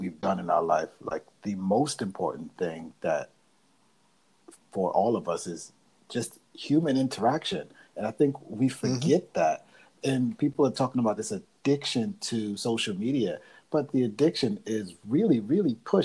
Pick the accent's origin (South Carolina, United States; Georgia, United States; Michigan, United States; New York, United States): New York, United States; New York City; I'm not from Holland, because, you know, there's a Brooklyn in the Netherlands. Not from that one, right? I'm from I'm from the colony